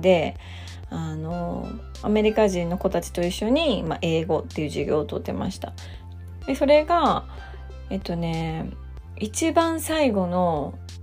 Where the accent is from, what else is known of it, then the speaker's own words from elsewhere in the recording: Japan; also born or lived in United States; 私は日本で生まれて日本で育って、まあ、日本人として生きているわけなんですけど